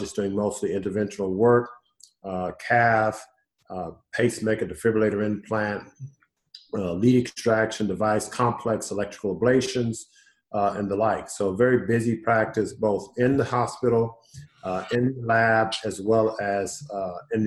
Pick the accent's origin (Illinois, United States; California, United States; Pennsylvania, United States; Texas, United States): Texas, United States; Houston; born and raised in Houston, so I'm homegrown